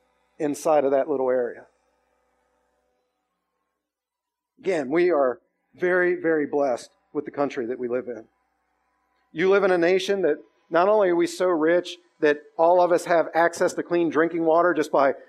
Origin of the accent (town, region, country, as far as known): United States